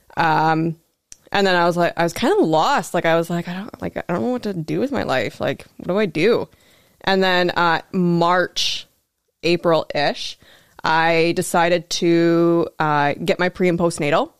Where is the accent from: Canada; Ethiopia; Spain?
Canada; Prince Albert, Saskatchewan; moved away as an adult; also born or lived in Regina; now in Thunder Bay, Canada; I grew up in Prince Albert, Saskatchewan